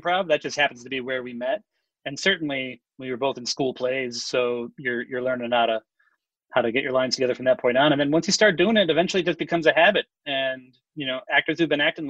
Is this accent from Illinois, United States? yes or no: yes; Chicago, Illinois, United States; I'm from Chicago